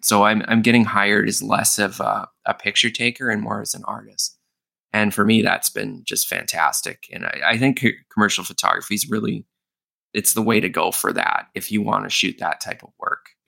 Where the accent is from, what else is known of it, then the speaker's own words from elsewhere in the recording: Winnipeg, Manitoba, Canada; now in Toronto, Canada; I'm from Winnipeg originally